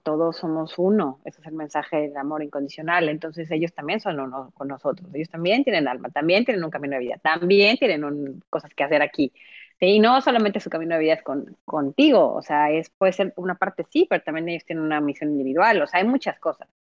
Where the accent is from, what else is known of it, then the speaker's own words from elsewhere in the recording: Mexico; moved away as an adult; also born or lived in Mexico City, Mexico; now in Montreal, Canada; yo vivía en Ciudad de México, yo soy mexicana, obviamente, y después, después de, pues, no sé, más o menos a los 23, 24, me vengo a vivir a Montreal.